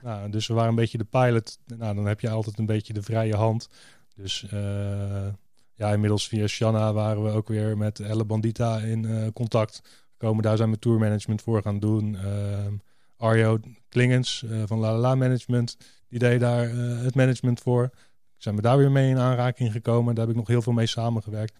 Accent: Rotterdam, South Holland, Netherlands; Ik kom ook uit Rotterdam

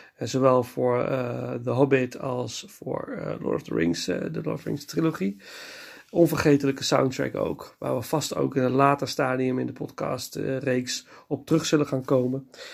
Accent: Nijmegen, Gelderland, Netherlands; moved away; in een van de bioscopen in Nijmegen, waar ik ben geboren

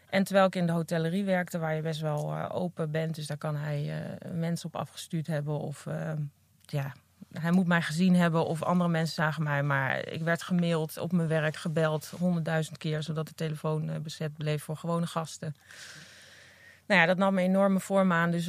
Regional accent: Apeldoorn, Gelderland, Netherlands; Apeldoorn. Ah, ja. ja. Daar ben ik geboren en eh, mijn moeder op dit moment woont nog steeds in het huis waar ik geboren ben.

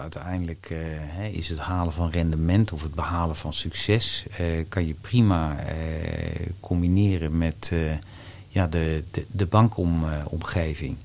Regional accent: Wassenaar, South Holland, Netherlands; also born or lived in Amsterdam; En daar heb ik mijn jeugd doorgebracht. En ja, in het groene, rustige nou ja, Wassenaar

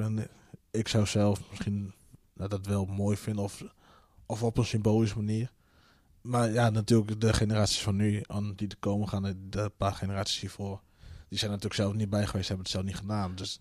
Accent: Friesland, Netherlands; born or raised there; also born or lived in South America / Colombia

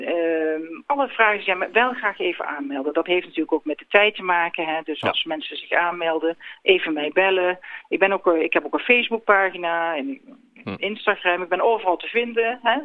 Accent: North Brabant, Netherlands; Ik kom zelf uit Zuid-Brabant.

